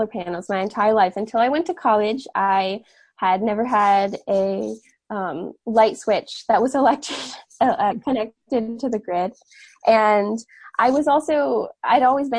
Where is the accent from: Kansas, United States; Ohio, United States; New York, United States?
New York, United States; Catskill Mountains, upstate; I was born and raised in the Catskill Mountains in upstate New York